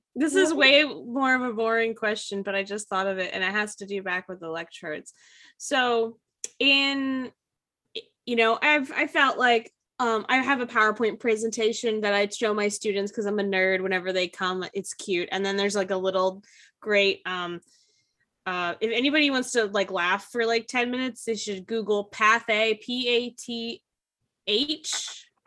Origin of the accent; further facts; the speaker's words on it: United States; as an American